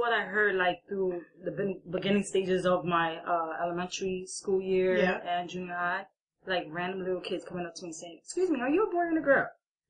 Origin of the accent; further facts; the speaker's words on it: New York City, New York, United States; I'm born and raised in Queens.